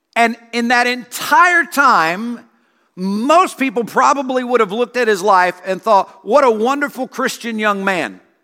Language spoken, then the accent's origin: English; South Carolina, United States; moved away; I grew up in South Carolina